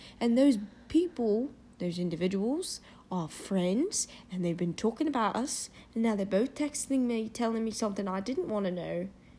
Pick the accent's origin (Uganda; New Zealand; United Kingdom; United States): United Kingdom; accent: British; I don't know what you're talking about. I'm fine. That's my natural accent.